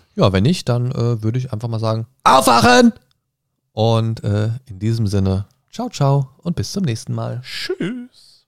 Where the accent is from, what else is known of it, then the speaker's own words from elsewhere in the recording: Germany; bei uns in Deutschland